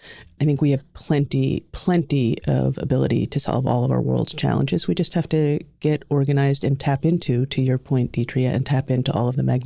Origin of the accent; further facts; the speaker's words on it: Long Island, New York, United States; accent: New York; I grew up in New York, in Long Island. The accent probably won't come out except for if you hear a couple of different words, but for the most part, the accent just disappeared.